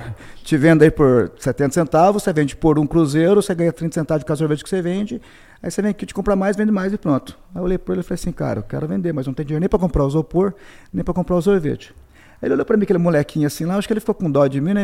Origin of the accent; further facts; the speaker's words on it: Curitiba, Paraná, Brazil; moved away as an adult; also born or lived in Conselheiro Mairinck, Paraná / Little Rock, Arkansas / Boston; now in United States; em 77 meu pai mudou para Curitiba. Então nós crescemos praticamente em Curitiba